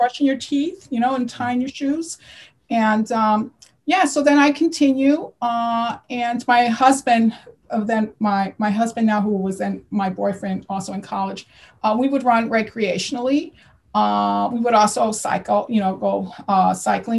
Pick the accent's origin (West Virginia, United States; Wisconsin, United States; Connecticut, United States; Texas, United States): Connecticut, United States; now in New Jersey, United States; I live in New Jersey, and I'm originally from Connecticut